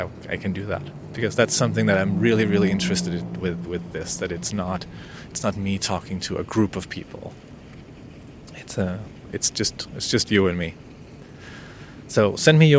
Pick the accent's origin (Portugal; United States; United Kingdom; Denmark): Denmark; accent: Danish; first language Danish; English is a second language; In my native language, Danish